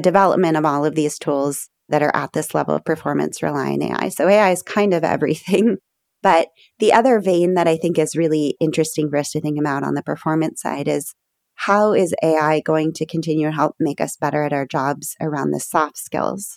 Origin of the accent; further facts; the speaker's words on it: Berkeley, California, United States; I grew up in Berkeley, California, I live today about three miles from the house I grew